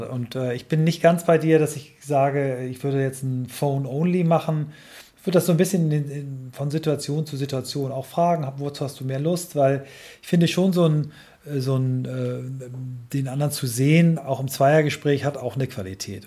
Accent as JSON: {"language": "German", "town": "Kiel", "region": "Schleswig-Holstein", "country": "Germany", "tie": "born or raised there", "said": "aus meiner Heimatstadt Kiel"}